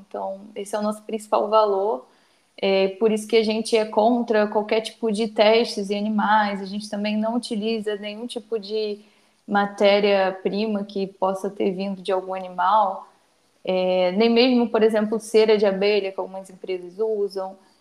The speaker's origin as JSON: {"language": "Portuguese", "area": "Baixada Fluminense", "region": "Rio de Janeiro", "country": "Brazil", "tie": "born or raised there", "said": "Sou estudante, cria da Baixada Fluminense"}